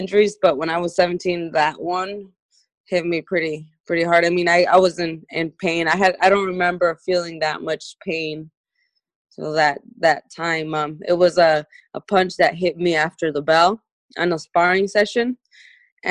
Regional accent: Sonora, Mexico; from where I'm born in Sonora, Mexico

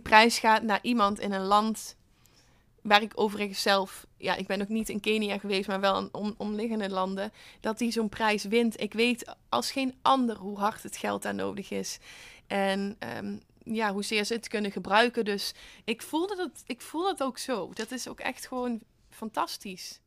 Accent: Netherlands; als Nederlander

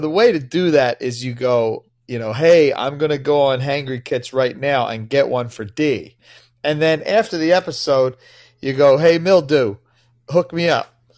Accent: Philadelphia, Pennsylvania, United States; I'm from Philly

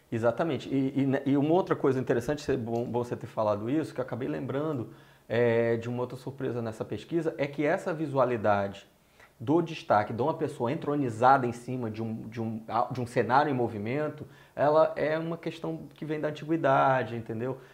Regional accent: Ceará, Brazil; moved away as an adult; now in Rio de Janeiro, Brazil; desde que eu cheguei ao Rio, sou cearense

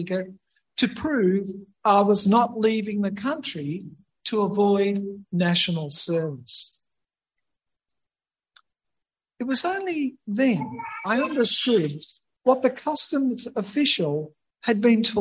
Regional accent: Australia; I was, after all, born and bred in Australia

